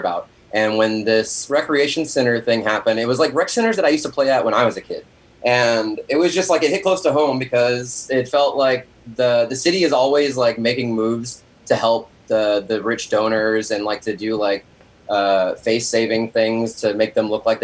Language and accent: English; Lafayette, Louisiana, United States; moved away; my hometown, which is Lafayette, Louisiana